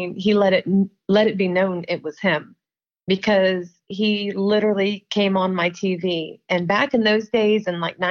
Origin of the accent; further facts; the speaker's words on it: Marion, Ohio, United States; I'm from Marion, Ohio